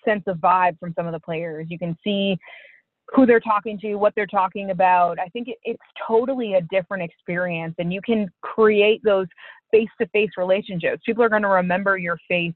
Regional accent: Holliston, Massachusetts, United States; moved away; I grew up outside of Boston in this small town called Holliston

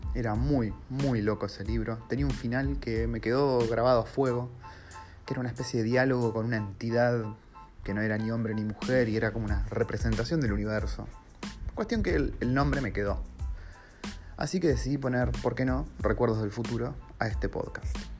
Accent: Argentina; moved away as an adult; now in New Zealand; yo me fui de Argentina y estoy viviendo como un argentino en otro país muy, muy diferente al nuestro

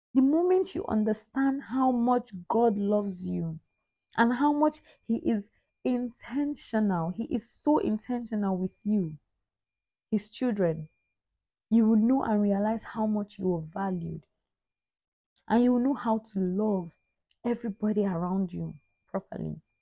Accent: Anambra, Nigeria; I am from Nigeria. My state of origin is Anambra. I am an Igbo girl

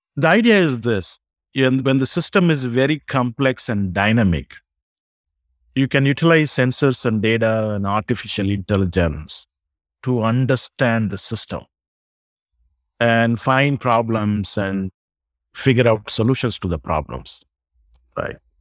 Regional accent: South India, India; moved away as an adult; now in United States; I grew up in South India. I came to U S thirty years ago.

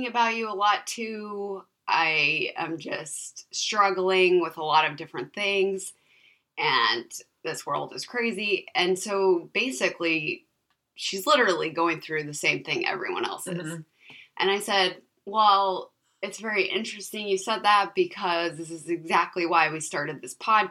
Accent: California, United States; I was raised in California

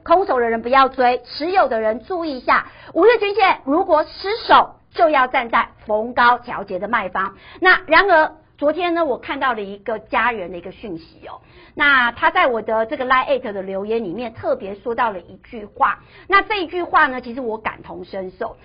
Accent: Taiwan; 因为我们台湾人很喜欢存股嘛

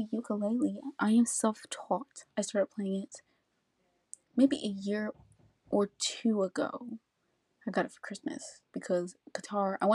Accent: United States; I am a high school senior in America. I am African American female

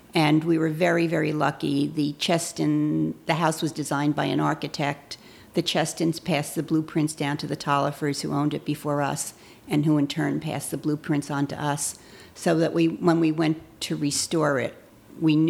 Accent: United States; now in Harwood, United States; I grew up 20 minutes outside of Manhattan

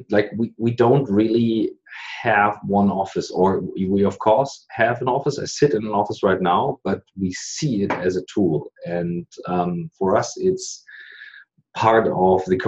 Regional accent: Germany; I'm an entrepreneur from Germany

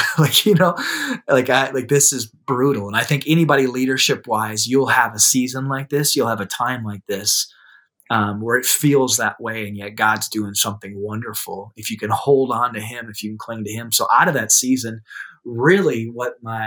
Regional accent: South Dakota, United States; in my hometown, where a bunch of like professionals who attend my church will walk by because it's downtown

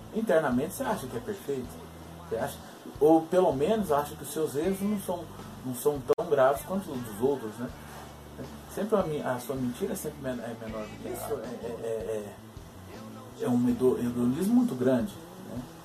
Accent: born in Belo Horizonte, Minas Gerais, Brazil; eu fui criado, nasci, nasci em Belo Horizonte, mas fui criado no interior

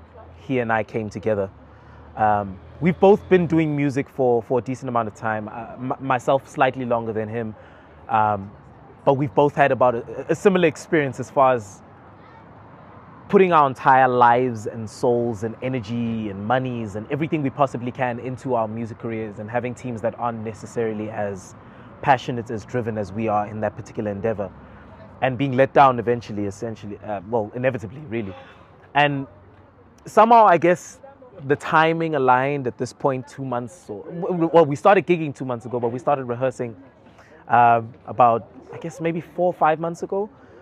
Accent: Johannesburg, Gauteng, South Africa; Joburg, born and raised, all over. I've lived in 13 different places in my life. My parents moved around quite a lot.

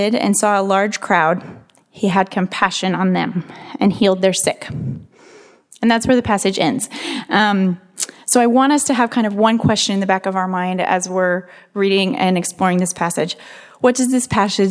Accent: Santa Barbara, California, United States; I'm from Santa Barbara, up north a little ways

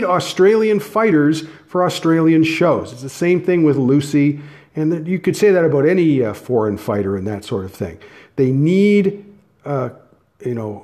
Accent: Canada; I'm Canadian

